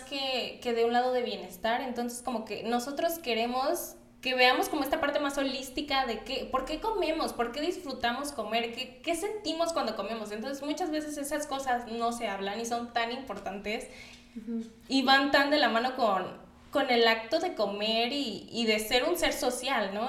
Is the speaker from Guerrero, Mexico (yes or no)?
yes; Acapulco, Guerrero, Mexico; now in Mexico City, Mexico; soy de Acapulco. Entonces, por eso luego si escuchan como un un, tono de voz, un acento un poco raro, es porque soy de Acapulco.